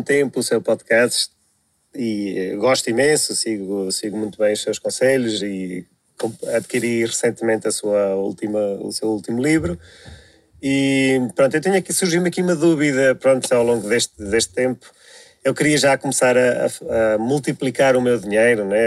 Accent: Coimbra area, Centro, Portugal; sou daqui da zona de Coimbra

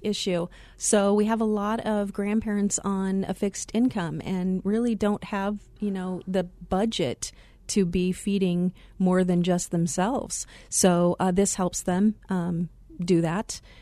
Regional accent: Glendale, Arizona, United States; also born or lived in Chicago area, Illinois; I had the pleasure of growing up in the Glendale area

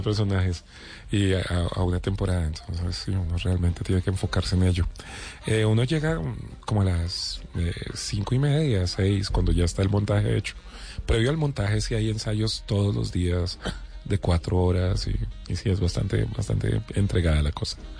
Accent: Bogotá, Colombia; Negro y cachaco

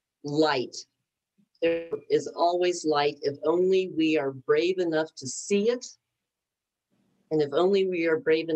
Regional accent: United States; as an American and as a Christian, it was just so painful for me to see

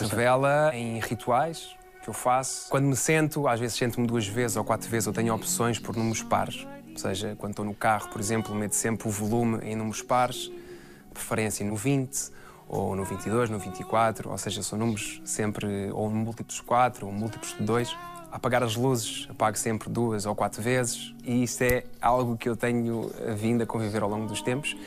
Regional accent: Massamá, Lisbon, Portugal; Eu cresci em Massamá, andei numa escola Montabrão

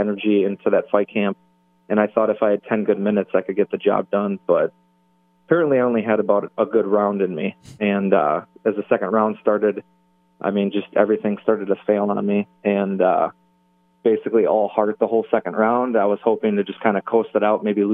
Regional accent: Milwaukee, Wisconsin, United States; my hometown

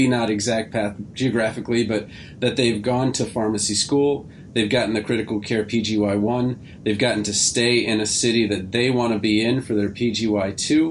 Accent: Baltimore, Maryland, United States; I'm from Baltimore

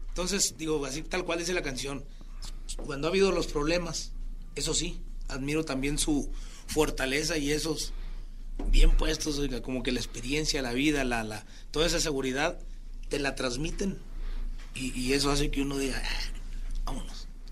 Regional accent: Chiapas, Mexico; also born or lived in Mazatlán, Sinaloa; Chiapas, mi tierra

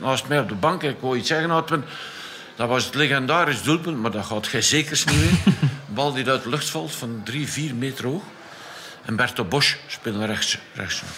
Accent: Flanders, Belgium; als Vlaming

